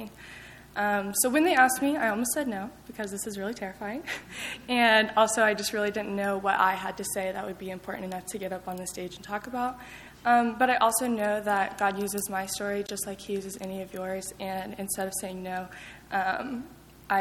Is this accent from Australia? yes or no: no; Lubbock, Texas, United States; I grew up in Lubbock